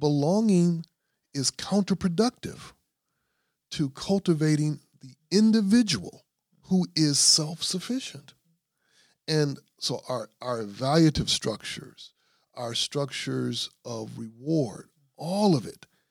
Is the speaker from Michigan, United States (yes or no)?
yes; Grand Rapids, Michigan, United States; I'm from Grand Rapids